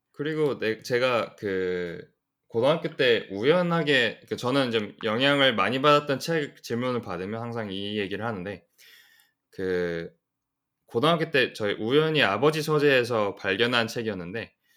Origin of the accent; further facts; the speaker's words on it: United States; also born or lived in South Korea; 저는 이제 그 미국에서 태어나서 쭉 대부분 아. 미국에서 지금 보냈고 좀 한국에서 잠깐 잠깐씩 살긴 했어요.